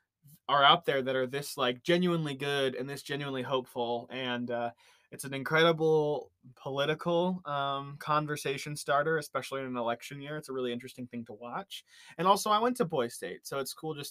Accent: Indiana, United States; we had one, Hoosier Boys State, and I was a delegate

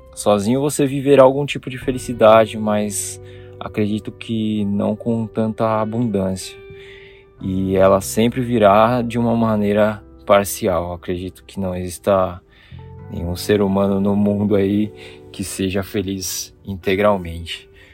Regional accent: Jundiaí, São Paulo, Brazil; moved away as an adult; now in Japan; eu nasci e cresci aí no Brasil, na minha querida terrinha Jundiaí

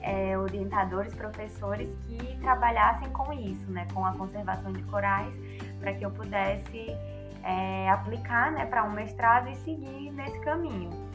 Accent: Ceará, Brazil; moved away as an adult; now in Macaé, Brazil; eu sou do Ceará

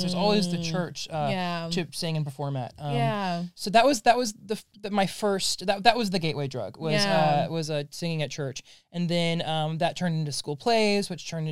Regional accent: Clovis, California, United States; I grew up in a very small conservative town called Clovis, California

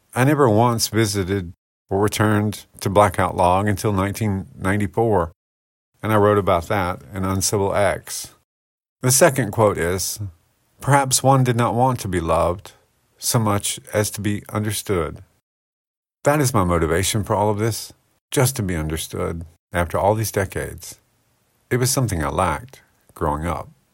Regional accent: United States; I loved growing up in Paulding County

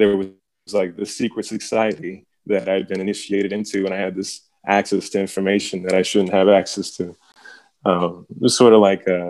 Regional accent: Roswell, New Mexico, United States; also born or lived in Las Cruces, New Mexico / Albuquerque, New Mexico; now in Madison, United States; I was born in Las Cruces, New Mexico. I was pretty much raised in Albuquerque and Roswell, New Mexico. Mainly Roswell.

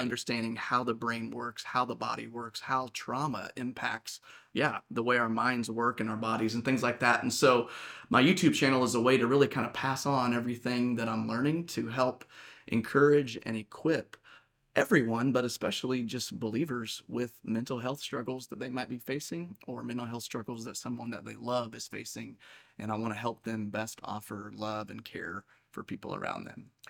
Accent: Saint Joseph, United States; I was born and raised here in Saint Joseph. I've lived here my whole life.

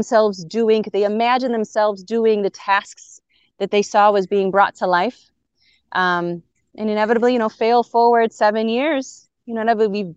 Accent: Chicago, Illinois, United States; I'm born and raised in Chicago.

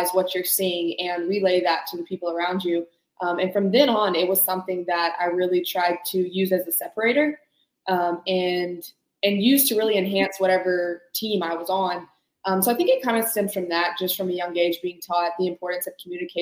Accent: Birmingham, Alabama, United States; I'm actually from Birmingham

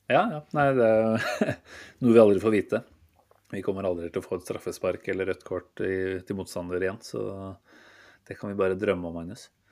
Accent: Norway; som nordmann

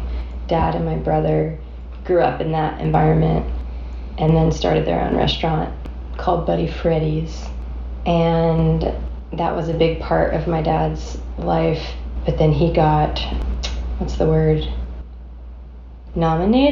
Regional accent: Plant City, Florida, United States; now in Nashville, United States; I am from Florida, originally.

